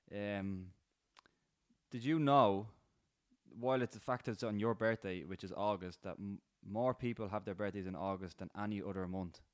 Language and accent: English; Rush, Leinster, Ireland; We're, we're from Rush. There's loads of farms around here.